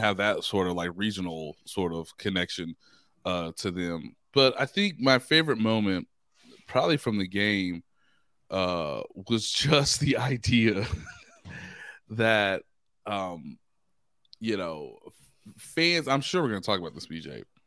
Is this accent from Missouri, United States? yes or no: yes; Kansas City, Missouri, United States; since I've been growing up in Kansas City